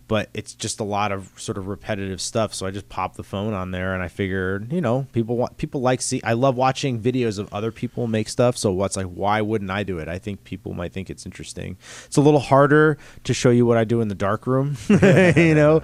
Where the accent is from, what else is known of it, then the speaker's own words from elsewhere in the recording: north of New York City, New Jersey, United States; I grew up north in New York City, uh, in New Jersey